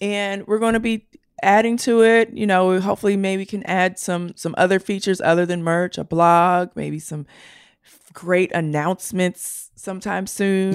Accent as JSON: {"language": "English", "town": "Baltimore", "region": "Maryland", "country": "United States", "said": "I'm from Baltimore"}